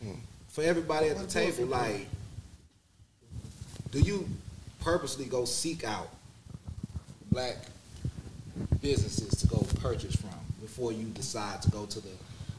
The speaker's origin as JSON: {"language": "English", "town": "Houston", "region": "Texas", "country": "United States", "said": "I'm from Houston"}